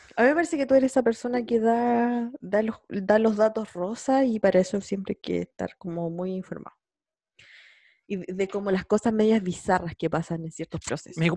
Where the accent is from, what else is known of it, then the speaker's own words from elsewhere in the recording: San Javier, Maule, Chile; now in Concepción, Chile; yo soy de San Javier y yo vivo en Conce